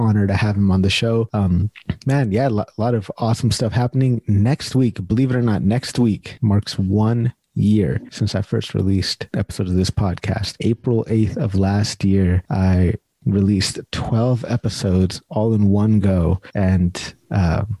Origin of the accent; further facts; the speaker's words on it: Sacramento, California, United States; now in Canada; I'm from Sacramento, California